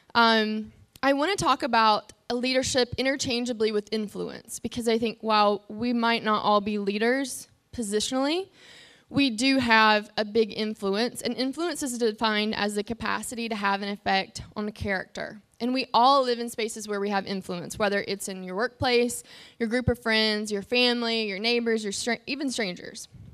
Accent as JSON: {"language": "English", "region": "North Carolina", "country": "United States", "moved": "yes", "said": "I'm from North Carolina"}